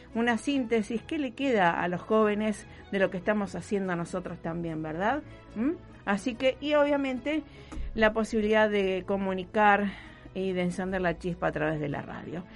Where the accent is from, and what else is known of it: Rosario, Santa Fe, Argentina; born or raised there